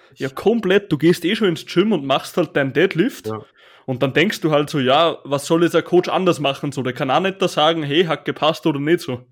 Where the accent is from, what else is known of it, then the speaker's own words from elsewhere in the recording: Upper Austria, Austria; Ich bin halt aus Oberösterreich